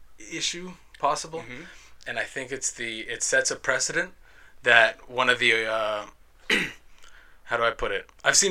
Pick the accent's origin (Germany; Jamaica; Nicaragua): Nicaragua; Managua; born there; I was born in Managua, Nicaragua.